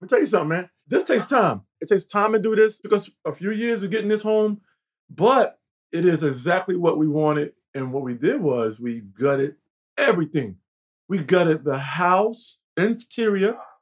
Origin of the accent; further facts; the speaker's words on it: Mount Vernon, New York, United States; also born or lived in North Carolina; I'm from North Carolina. But I was five years old to New York, the projects in Mount Vernon